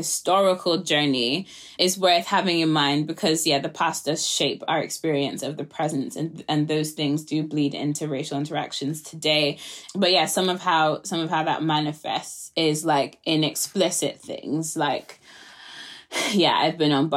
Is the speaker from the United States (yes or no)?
no; Nigeria; I'm a Nigerian, like the legacy of colonialism is not far away from me